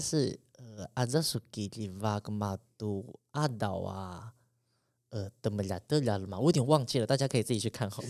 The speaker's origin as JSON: {"language": "Chinese", "country": "Taiwan", "tie": "born or raised there", "said": "即便我在都市长大"}